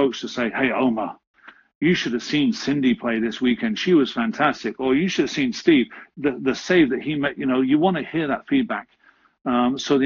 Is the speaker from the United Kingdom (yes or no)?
yes; England, United Kingdom; Growing up in England